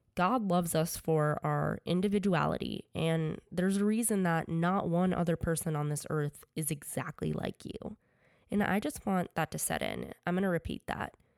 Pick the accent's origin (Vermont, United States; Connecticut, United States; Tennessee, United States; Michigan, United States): Connecticut, United States; also born or lived in New York; I grew up playing sports in Connecticut